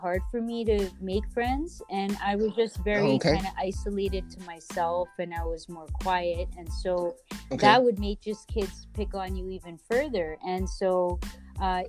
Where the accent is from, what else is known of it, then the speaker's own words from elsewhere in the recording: Mississauga, Ontario, Canada; Born and raised.